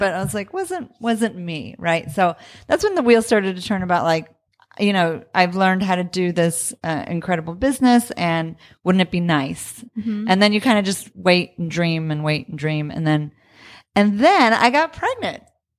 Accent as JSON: {"language": "English", "region": "Southwest", "country": "United States", "said": "he's from California. I'm from the Southwest, but it was like kind of coming home."}